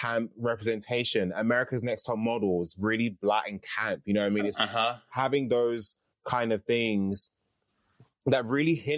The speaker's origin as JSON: {"language": "English", "region": "London", "country": "United Kingdom", "tie": "born or raised there", "said": "I grew up in Catford. And, you know, Catford is like the outskirts of London."}